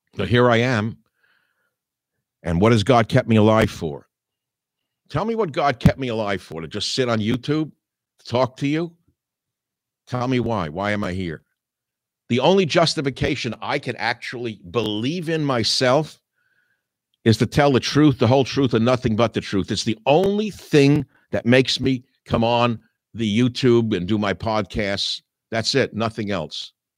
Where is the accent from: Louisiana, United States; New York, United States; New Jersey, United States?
New York, United States; New York City; now in San Francisco area, United States; born as I was in Manhattan, living as I do now in the San Francisco area